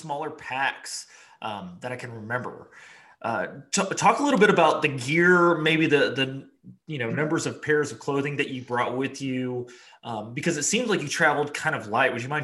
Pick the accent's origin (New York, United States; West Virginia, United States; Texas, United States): Texas, United States; as a Texan, where we're used to you know, summer days and the triple digits Fahrenheit